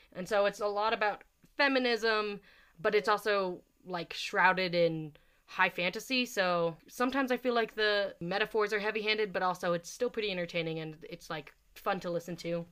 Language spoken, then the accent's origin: English; United States; I'm from America